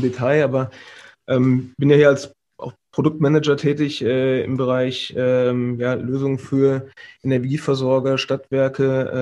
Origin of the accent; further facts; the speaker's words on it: Vordertaunus, north of Frankfurt, Hesse, Germany; moved away as an adult; also born or lived in Karlsruhe; ich komme aus dem Vordertaunus, also äh, südlich von, äh, nee, nördlich ist es, Entschuldigung, von, von Frankfurt, mhm. ähm, im, im, aus dem Hessischen